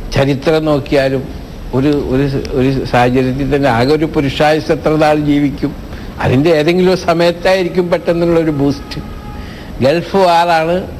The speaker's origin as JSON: {"language": "Malayalam", "town": "Nattika", "region": "Kerala", "country": "India", "tie": "born or raised there", "moved": "yes", "lives_now": "Abu Dhabi, United Arab Emirates", "said": "ഞാൻ ജനിച്ചു വളർന്ന എൻ്റെ നാട്ടികയിലെ"}